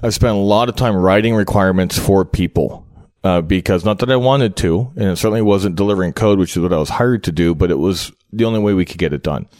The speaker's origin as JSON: {"language": "English", "town": "Cincinnati", "region": "Ohio", "country": "United States", "said": "I'm from Cincinnati"}